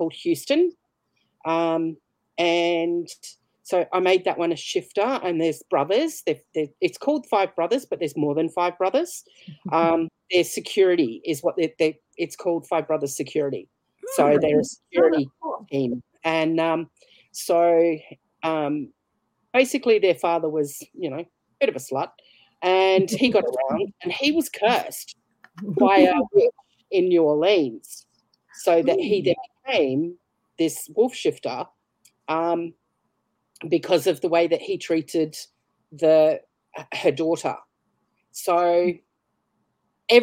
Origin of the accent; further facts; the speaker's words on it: Brisbane, Queensland, Australia; I'm from Brisbane, Australia.